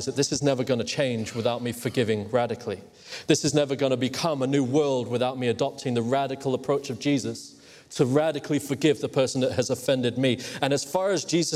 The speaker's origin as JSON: {"language": "English", "country": "Hong Kong", "tie": "born or raised there", "said": "I grew up in Hong Kong."}